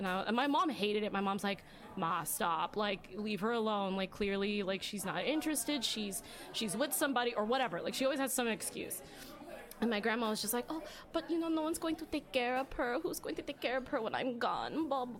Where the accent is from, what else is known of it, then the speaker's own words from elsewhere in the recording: Philippines; Because I'm Filipino. Mm. And I was like, but you do for, like, I'm still half though.